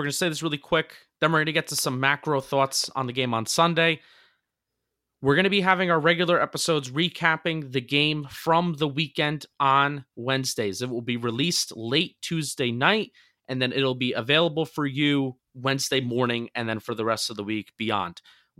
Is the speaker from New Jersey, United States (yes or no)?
yes; New Jersey, United States; now in Philadelphia, United States; I'm a transplanted Giant fan and Yankee fan. I live in Philadelphia. I'm from New Jersey.